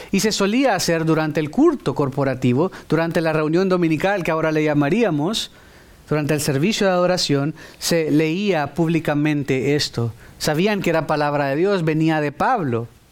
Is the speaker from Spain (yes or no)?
no; El Salvador; Yo soy salvadoreño y soy, seré siempre salvadoreño